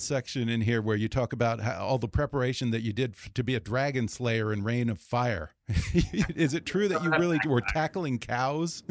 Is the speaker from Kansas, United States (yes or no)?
no; Texas, United States; I grew up around Texas around the same time as you